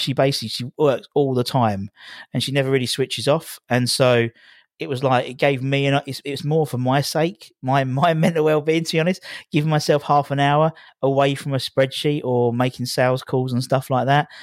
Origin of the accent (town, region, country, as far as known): Loughton, East of England, United Kingdom; born or raised there; moved away as an adult; also born or lived in Epping; now in Hornchurch, United Kingdom